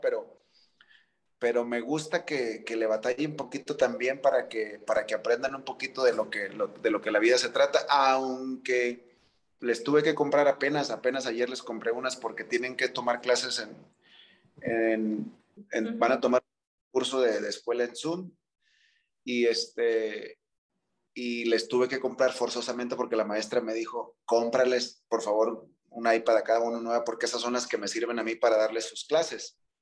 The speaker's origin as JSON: {"language": "Spanish", "country": "Mexico"}